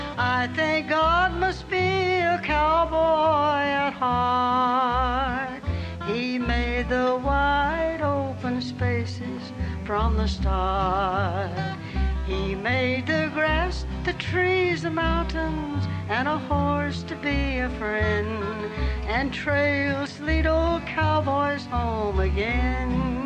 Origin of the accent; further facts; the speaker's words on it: Southern US, United States; accent: Southern; I thought I'd lost my Southern accent, but I sure had it on that record.